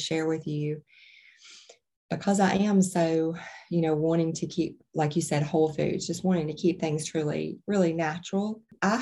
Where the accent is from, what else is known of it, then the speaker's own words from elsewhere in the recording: Alabama, United States; I'm from Alabama originally